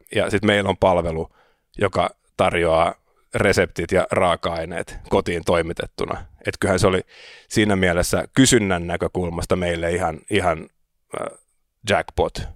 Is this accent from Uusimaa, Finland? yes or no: yes; Helsinki, Uusimaa, Finland; also born or lived in Riga, Latvia / Sweden; Mä oon Helsingistä kotoisin, opiskelin täällä, kävin ruotsinkielisen koulun